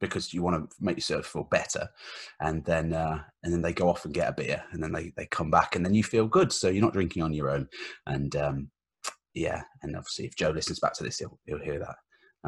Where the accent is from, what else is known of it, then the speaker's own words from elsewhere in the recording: Redditch, West Midlands, United Kingdom; I grew up in Redditch